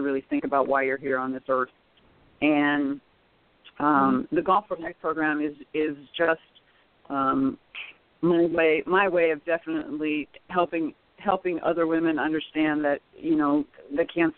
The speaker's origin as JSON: {"language": "English", "region": "Nebraska", "country": "United States", "moved": "yes", "lives_now": "Arizona, United States", "said": "I'm originally from Nebraska, so I usually go back and do something every summer."}